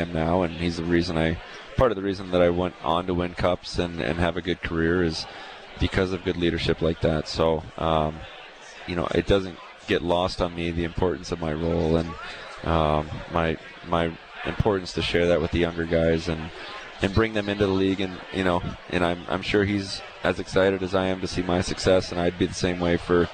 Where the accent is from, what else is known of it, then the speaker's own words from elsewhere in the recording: Texas, United States; also born or lived in Tampa; now in Calgary, Canada; I grew up in Texas